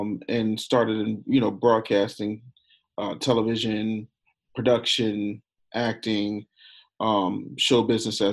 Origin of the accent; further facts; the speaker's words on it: Philadelphia, Pennsylvania, United States; also born or lived in Harrisburg, Pennsylvania / Middletown, Pennsylvania; When my parents divorced when I was three, we moved to Philadelphia.